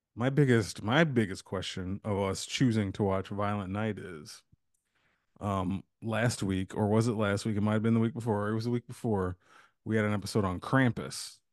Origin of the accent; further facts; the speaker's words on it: United States; as a society, as Americans